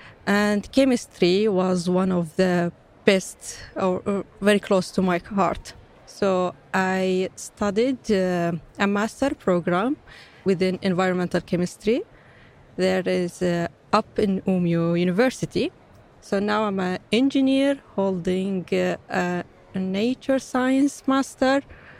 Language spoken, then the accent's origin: English; Palestine; English is a second language; also born or lived in Iraq / Syria; now in Sweden; I fled from a Syrian conflict, originally coming from Palestine. I was born in Iraq, so many conflict countries holding in my shoulder. When I came here to Sweden